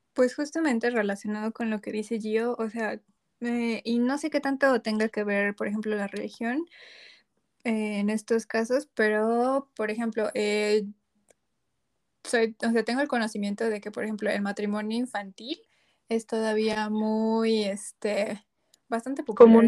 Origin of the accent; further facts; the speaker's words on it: Mexico; desde nuestra perspectiva como mexicanas